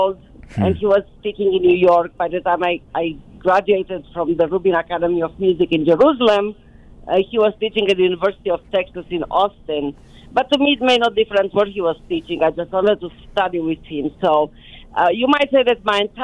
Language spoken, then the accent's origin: English; Romania; moved away as an adult; now in United States; coming to America after growing up in Romania